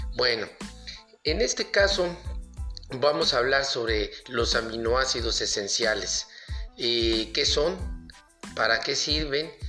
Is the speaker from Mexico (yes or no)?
yes; Mexico; aquí de México, de donde soy originario